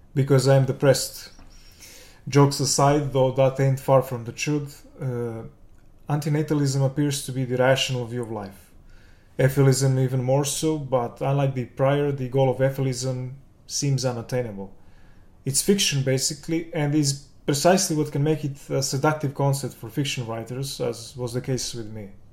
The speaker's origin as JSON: {"language": "English", "region": "Belgrade", "country": "Serbia", "said": "I'm from Serbia, the capital Belgrade."}